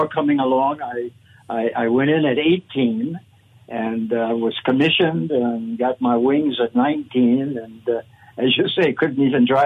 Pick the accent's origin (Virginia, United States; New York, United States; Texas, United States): Virginia, United States; Newport News; I was born in Newport News